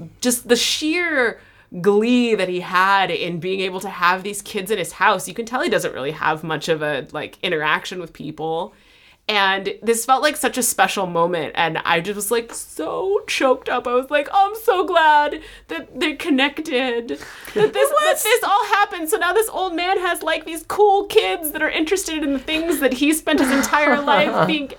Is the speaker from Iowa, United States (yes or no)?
yes; Iowa, United States; Iowa, so I might be a little behind.